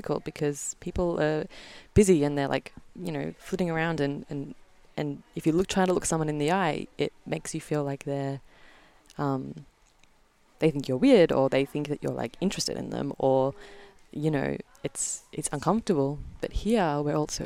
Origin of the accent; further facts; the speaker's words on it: Melbourne, Victoria, Australia; I'm from Melbourne, Australia. I'm the only Aussie at the retreat.